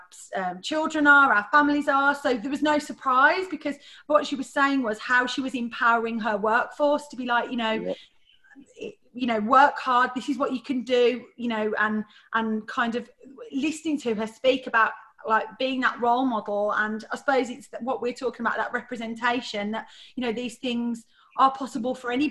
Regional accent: Birmingham, West Midlands, United Kingdom; I'm from Birmingham

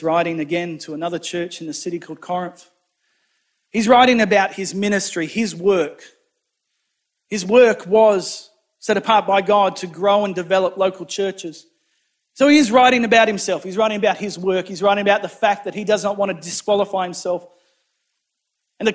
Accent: New South Wales, Australia; now in Rockingham, Australia; my hometown in New South Wales

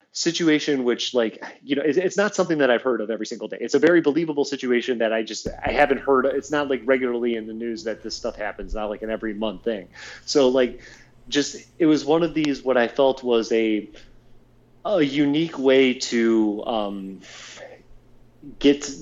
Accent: Ohio, United States; now in California, United States; being from Ohio, then here in California

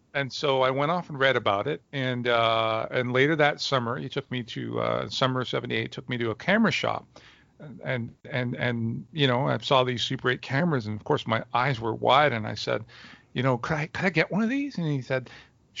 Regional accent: Montreal, Quebec, Canada; moved away as an adult; now in Toronto, Canada; I was born in Montreal, Canada, where I spent the first 25 years of my life

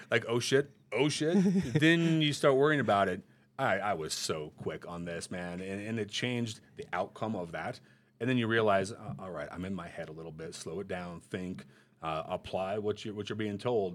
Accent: Montana, United States; moved away; I was good growing up in Montana

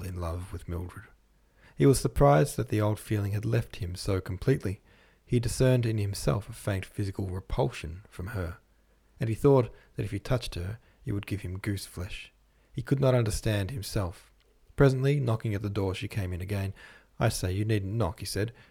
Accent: Australia; I'm from Australia

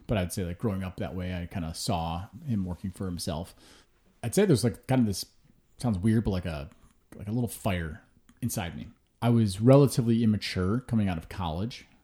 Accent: Hinsdale, Illinois, United States; also born or lived in Chicago; I'm technically from Hinsdale, you know, suburb, just west of the city. Grew up there till I was thirteen

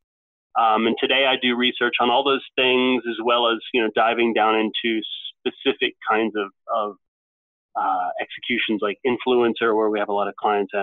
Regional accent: United States; moved away as an adult; also born or lived in Norway; now in London, United Kingdom; I grew up in the States, of course, went to Duke

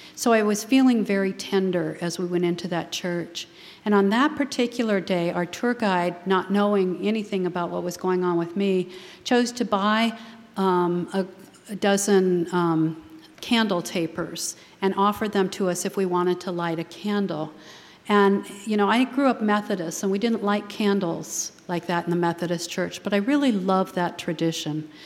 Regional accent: San Francisco, California, United States; I was born in San Francisco

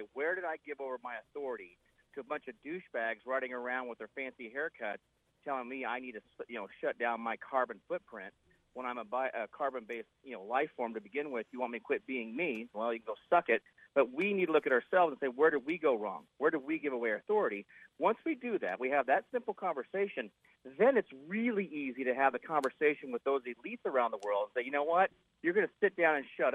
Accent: United States; We're Americans

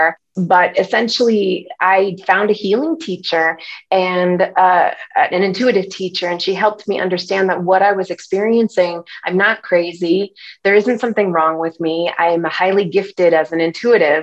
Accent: Connecticut, United States; I was raised on the East Coast in Connecticut

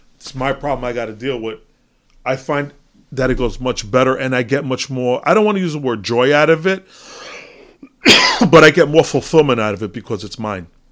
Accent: United States; as an American

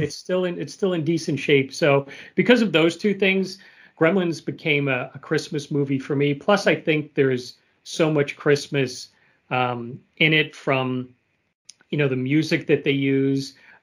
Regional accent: New York, United States; moved away; I'm originally from New York

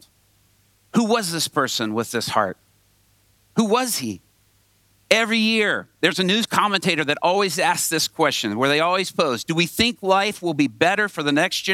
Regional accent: Atlanta, Georgia, United States; I grew up mostly in Atlanta, Georgia, on a street called Bolton Road off I-20

